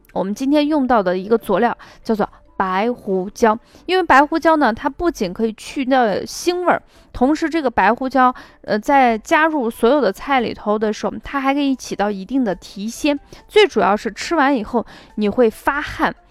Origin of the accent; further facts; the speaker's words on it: Shaanxi, China; 我们陕西人的做法